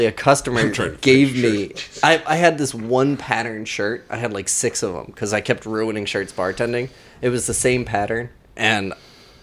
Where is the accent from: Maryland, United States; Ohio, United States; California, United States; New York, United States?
Maryland, United States; Baltimore; I'm from Baltimore.